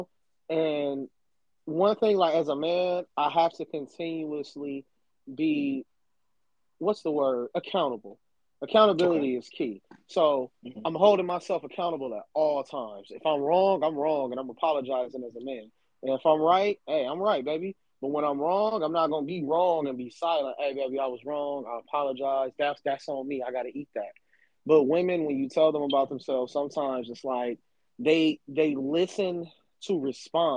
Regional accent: Alabama, United States; now in Los Angeles, United States; when I grew up in Alabama

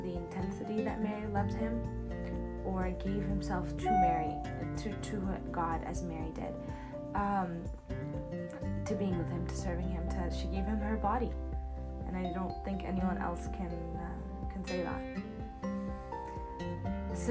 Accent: Harissa, Keserwan-Jbeil, Lebanon; I was born in Lebanon

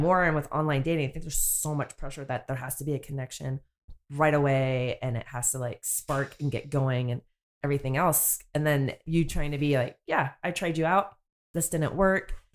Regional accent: North Bay, California, United States; moved away as an adult; now in South Bay, United States; I grew up in the North Bay, and I've been living down here in the South Bay for quite some time now

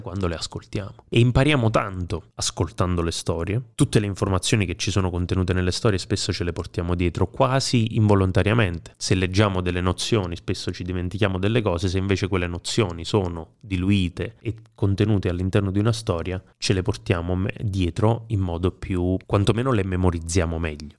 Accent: Caselle in Pittari, Campania, Italy; io fin da quando ero adolescente ho lavorato, lavorato tra virgolette, nella mia comunità, Casella in Pittari

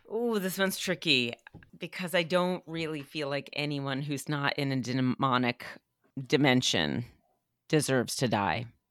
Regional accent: New Hampshire, United States; I was raised by hippies in New Hampshire

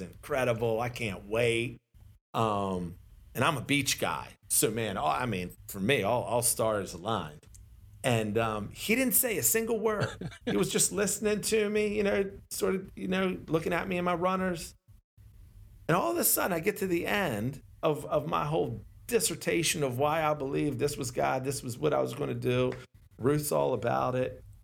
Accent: Glen Burnie, Maryland, United States; I'm born and raised in Glen Burnie

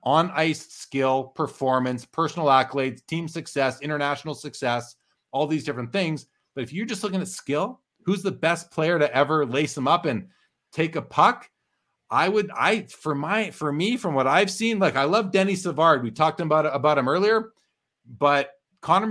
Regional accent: Canada; I'm Canadian

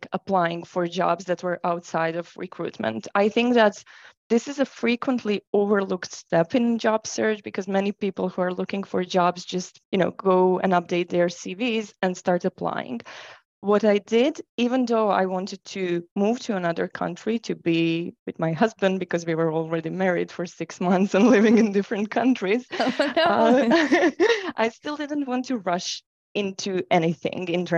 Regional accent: Croatia; moved away as an adult; I've started my career in Croatia, which is my home country

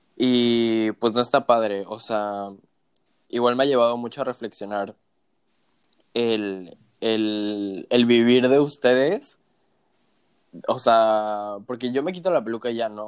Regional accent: Cancún, Quintana Roo, Mexico; moved away as an adult; also born or lived in Mexico City; me regresé a Cancún, que es de donde yo soy originario

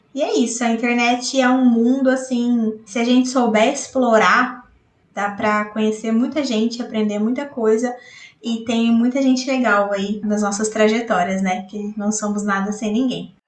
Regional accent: Botucatu, São Paulo, Brazil; sou aqui de Botucatu, interior de São Paulo

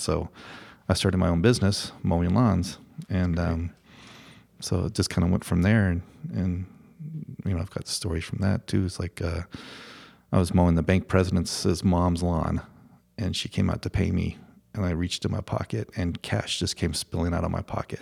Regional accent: Colorado, United States; also born or lived in Boulder / Fort Collins; this is my hometown

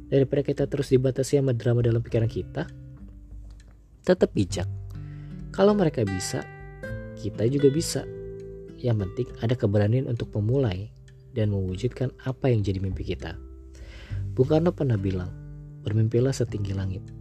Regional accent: Jakarta, Indonesia; Gue lahir dan besar di Jakarta.

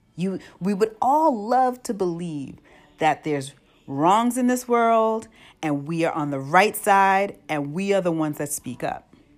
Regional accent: United States; moved away as an adult; born and raised in the United States, but now raising children outside the United States

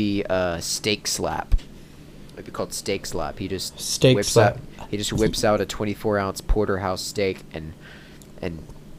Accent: United Kingdom; now in United States; I'm a British immigrant who now lives in the southern United States, but is currently held in witness protection in Washington State.

